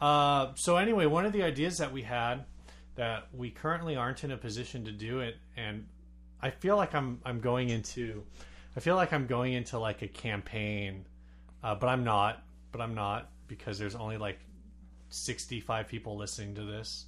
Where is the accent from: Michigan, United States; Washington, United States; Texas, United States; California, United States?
California, United States; San Diego; I grew up in South County